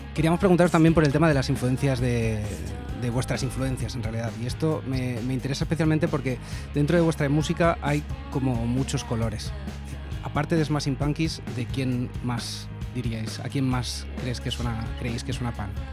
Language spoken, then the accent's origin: Spanish; Madrid, Community of Madrid, Spain; yo soy de Madrid